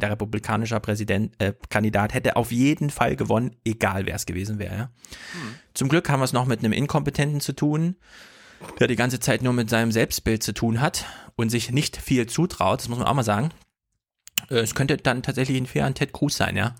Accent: Germany; die wir in Deutschland ja auch immer haben

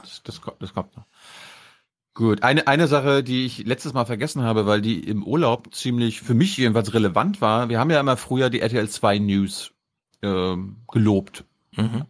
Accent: Germany; am Plauer See in meiner Heimat

